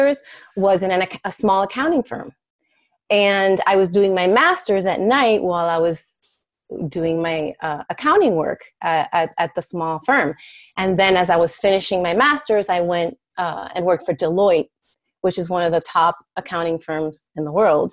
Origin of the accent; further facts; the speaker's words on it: Miami, Florida, United States; first language Spanish; English is a second language; moved away as an adult; now in Chicago, United States; I was born and raised in Miami, Florida